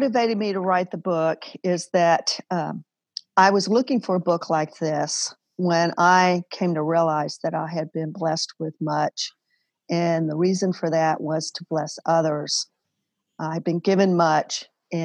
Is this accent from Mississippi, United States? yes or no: no; Alabama, United States; moved away as an adult; also born or lived in New Orleans; I grew up in Alabama